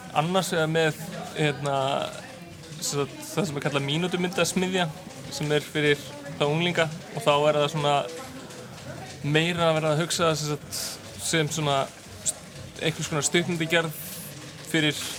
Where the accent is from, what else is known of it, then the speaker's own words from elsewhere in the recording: Iceland; also born or lived in New York, United States; ég var í námi út í bandarækjunum þannig ég þurfti að fljúa heim sérstaklega